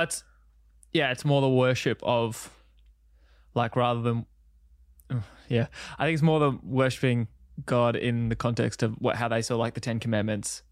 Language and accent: English; Country Victoria, Australia; growing up, uh, Country Victoria